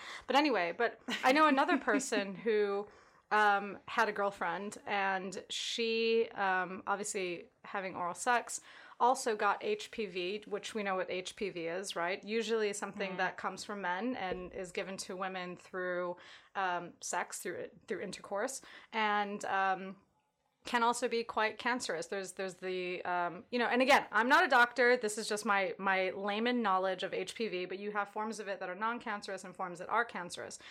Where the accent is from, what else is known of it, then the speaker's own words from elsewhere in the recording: United States; Being American